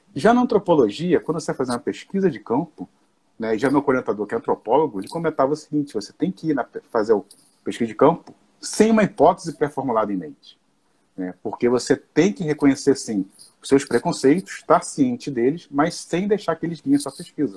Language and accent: Portuguese; Nova Iguaçu, Rio de Janeiro, Brazil; eu sou aqui né, do Rio de Janeiro, sou de Nova Iguaçu, da cidade de Nova Iguaçu